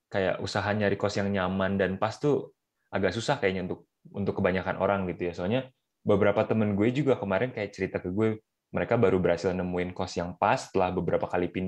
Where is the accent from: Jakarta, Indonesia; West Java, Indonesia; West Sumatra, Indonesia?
West Java, Indonesia; Bandung; Gue dari lahir udah tinggal di Bandung, Mer.